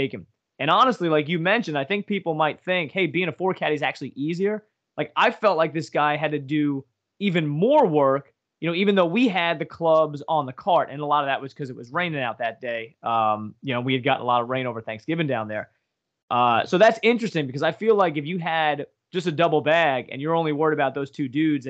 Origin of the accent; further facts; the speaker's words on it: Northeast Pennsylvania, United States; we're from Northeast PA